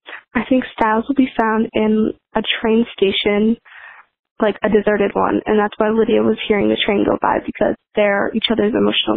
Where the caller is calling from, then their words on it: Rhode Island, United States; I'm calling from Rhode Island.